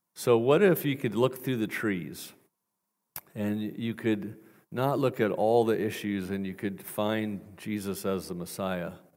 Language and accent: English; Portland, Oregon, United States; moved away; I'm from Portland, Oregon originally